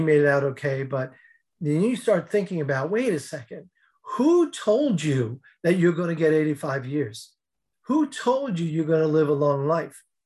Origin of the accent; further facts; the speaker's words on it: outside New York City, United States; I grew up outside New York City